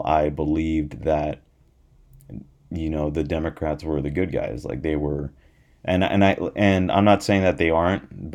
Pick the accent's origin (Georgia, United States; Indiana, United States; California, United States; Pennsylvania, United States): California, United States; also born or lived in Florida / Hawaii; I'm still in California. I was born in California